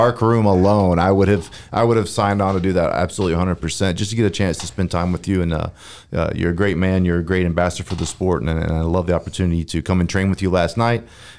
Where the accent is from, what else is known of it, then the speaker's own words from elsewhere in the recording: North Carolina, United States; moved away as an adult; now in Texas, United States; born and raised in North Carolina